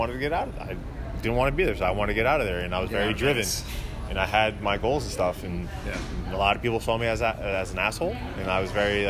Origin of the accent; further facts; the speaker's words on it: New York, United States; I grew up in New York